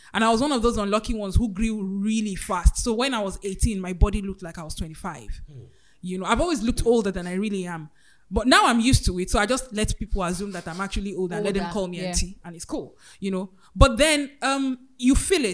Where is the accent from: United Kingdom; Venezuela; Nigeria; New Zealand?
Nigeria; Ilorin, Kwara; I grew up in Ilorin, Kwara State